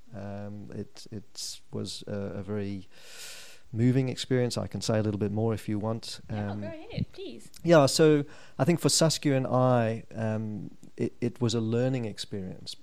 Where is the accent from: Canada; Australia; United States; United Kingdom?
United Kingdom; Norwich, East of England; moved away as an adult; now in South Africa; I was born in a place called Norwich in 1961.